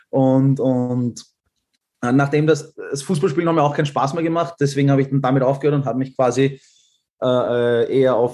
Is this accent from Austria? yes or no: yes; Austria; äh, wohne in Wien und, und bin ähm, Österreicher und Halbschwede. Also mein Vater kommt aus Schweden und meine Mutter aus Österreich.